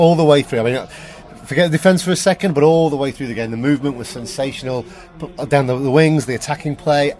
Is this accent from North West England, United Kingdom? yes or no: yes; Liverpool, North West England, United Kingdom; now in New York, United States; originally from Liverpool, but now live in New York.